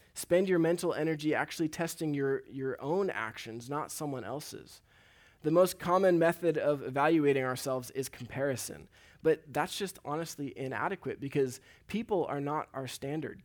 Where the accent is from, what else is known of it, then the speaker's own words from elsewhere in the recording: Huntington Beach, California, United States; So I grew up here in Huntington Beach, and a lot of my life has been around the ocean.